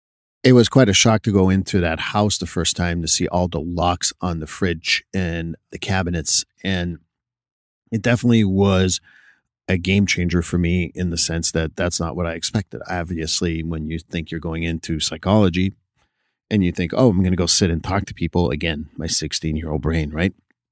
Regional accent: Montreal, Quebec, Canada; first language French; English is a second language; now in United States; I'm born and raised in Montreal, Quebec. So when you move to a different country, there is certain adaptations you have to do.

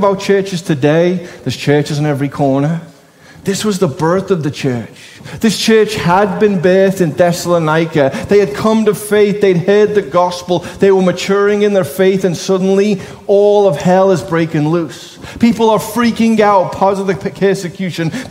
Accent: Liverpool, North West England, United Kingdom; I'm a Scouser

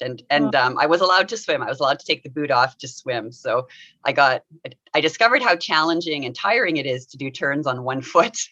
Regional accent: Winnipeg, Manitoba, Canada; I grew up in Winnipeg

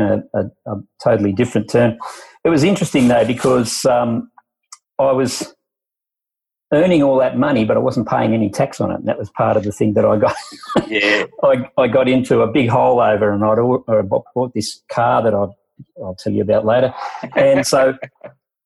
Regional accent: Sydney, New South Wales, Australia; I'm from Sydney.

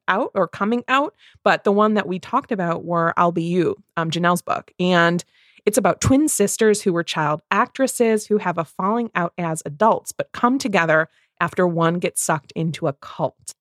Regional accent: Midwest, United States; two Midwest movie readers

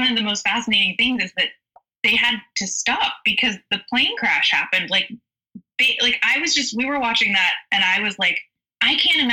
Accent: Florida, United States; now in Nashville, United States; I grew up in Florida

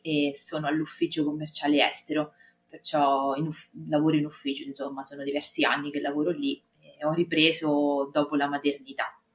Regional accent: Marche, Italy; accent: Marche; vivo nelle Marche, ma penso che si senta dal mio accento

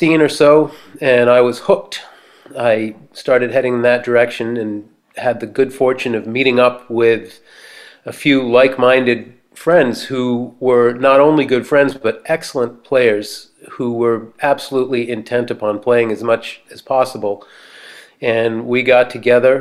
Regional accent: Boston, Massachusetts, United States; now in Martha's Vineyard, United States; growing up in the Boston area

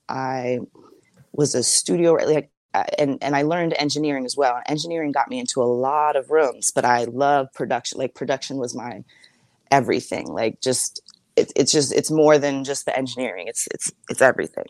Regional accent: Massachusetts, United States; moved away as an adult; also born or lived in Minneapolis, Minnesota; I grew up in um, Massachusetts, but I was born in Minneapolis

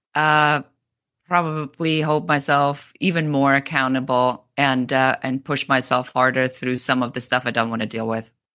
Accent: Bavaria, Germany; moved away; I'm originally from Germany, from Bavaria.

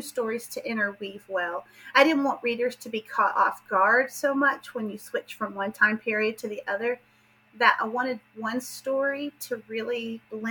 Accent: southern Appalachia, United States; accent: southern; I am, as you can tell from my accent, I am from the southern part of the United States, but particularly from southern Appalachia.

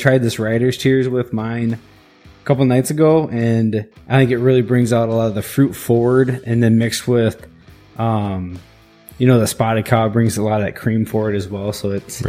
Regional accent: Wisconsin, United States; since we're from Wisconsin

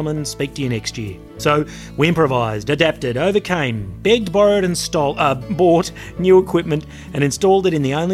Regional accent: Australia; I'm from Australia

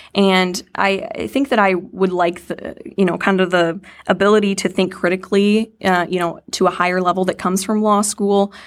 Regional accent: Lake Mills, Iowa, United States; I was born and raised in Iowa, Lake Mills, Iowa

